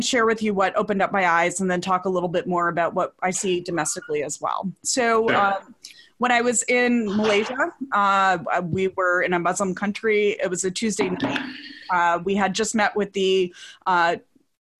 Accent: Midwest, United States; the very secure, curated life that I was provided growing up in the Midwest

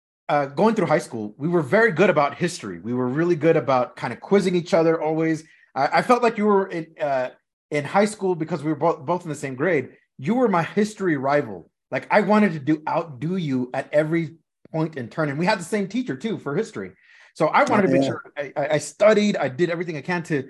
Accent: Los Angeles, California, United States; we grew up in Los Angeles, California

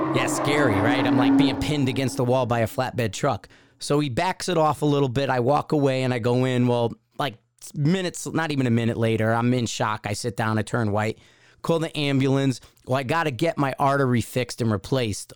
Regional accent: Connecticut, United States; growing up in Connecticut

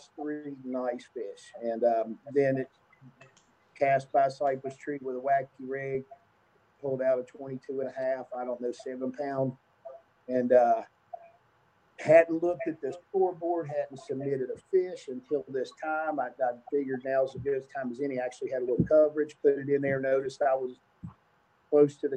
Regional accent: New River, West Virginia, United States; I grew up on the New River, fishing the New and Dolly and Greenbrier and Elk and whatnot.

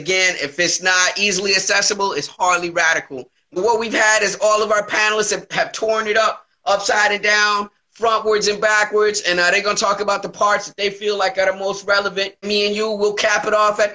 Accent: the South, United States; I'm a Southerner

